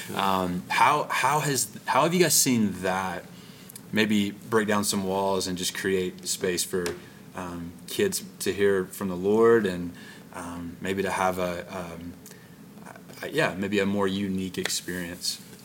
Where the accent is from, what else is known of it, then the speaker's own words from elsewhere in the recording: Arkansas, United States; the camp I grew up at in Arkansas